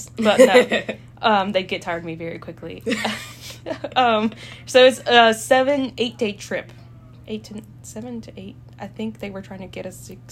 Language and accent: English; El Salvador; now in United States; I am not from the United States. I'm from El Salvador